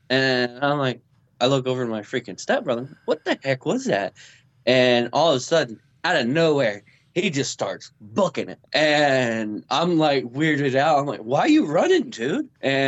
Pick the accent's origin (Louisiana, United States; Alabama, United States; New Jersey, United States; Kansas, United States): Kansas, United States; Topeka; and I'm from originally from Kansas, Topeka. Of all places.